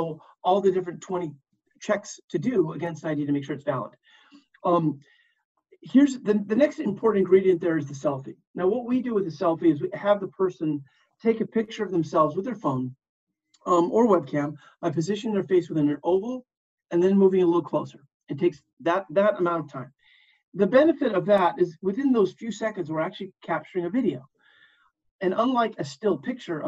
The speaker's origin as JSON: {"language": "English", "region": "California", "country": "United States", "tie": "born or raised there", "said": "in California, my home state"}